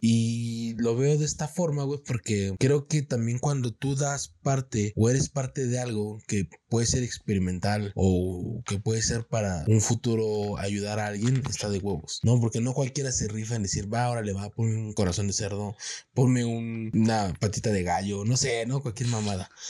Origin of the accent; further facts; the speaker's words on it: Mexico; en mi país